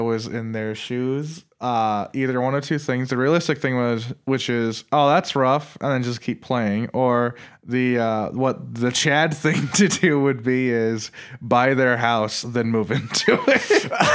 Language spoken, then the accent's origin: English; Ireland; I'm Irish